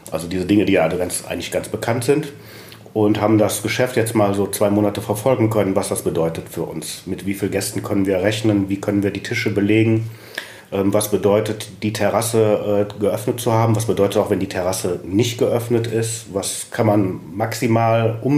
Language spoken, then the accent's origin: German; Düsseldorf, North Rhine-Westphalia, Germany; Ich bin gebürtiger Düsseldorf, lebe in Pempelfort